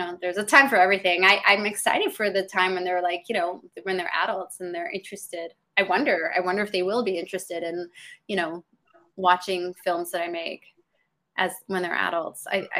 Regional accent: Canada; also born or lived in England; now in Los Angeles, United States; No, I was born in England and I grew up all over Canada, and I ended up moving here probably about 10 years ago, but my husband and I still go back and forth between Canada and LA.

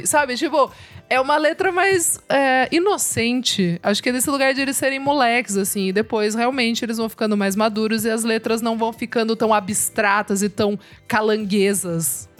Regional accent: Sorocaba, São Paulo, Brazil; que sou de Sorocaba também, interior

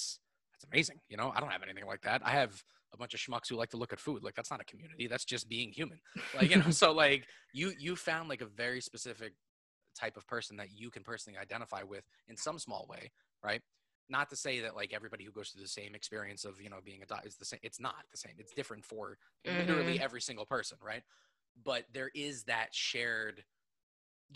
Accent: New York City, New York, United States; I was born in Manhattan

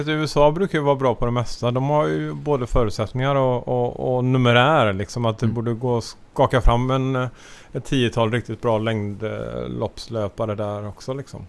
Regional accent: Sweden; som svensk

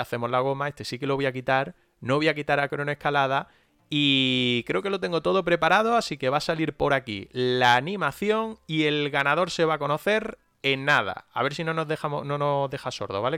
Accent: Granada, Andalusia, Spain; nosotros eh, somos de Granada. Estamos en Granada la mayoría

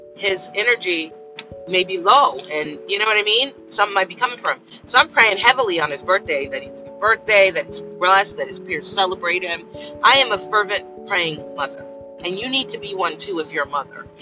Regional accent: Los Angeles, California, United States; I came from South Central

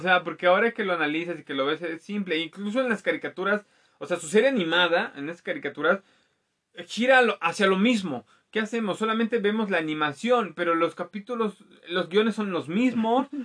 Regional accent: Mexico

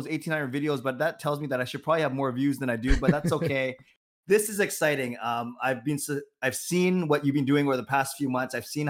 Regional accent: Vancouver, British Columbia, Canada; now in Richmond, Canada; born and raised in Vancouver. I live in Richmond in the beautiful neighborhood of Steveston

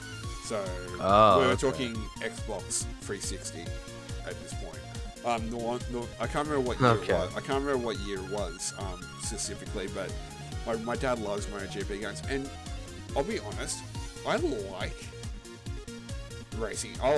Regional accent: Australia; I'm Australian

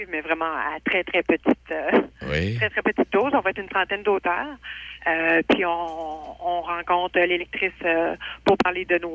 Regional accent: Neuville, Quebec, Canada; Effectivement mon petit coin de pays. Moi, je viens de Nagana

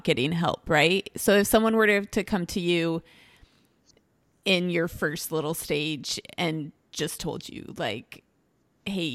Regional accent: Mexico; moved away; I am from Mexico.

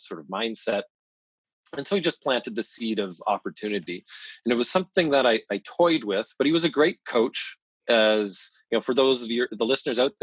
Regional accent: London, Ontario, Canada; I grew up in London, Ontario, a very average town in Canada.

